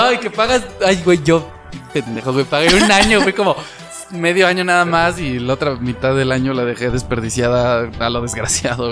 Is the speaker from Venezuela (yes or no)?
no; Mexico; somos un país garnachero hecho y derecho